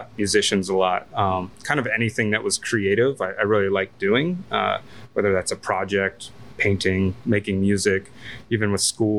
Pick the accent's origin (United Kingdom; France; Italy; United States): United States; Northfield, New Jersey; moved away as an adult; now in Washington, D.C., United States; I grew up right outside of Ocean City, New Jersey, in a little town called Northfield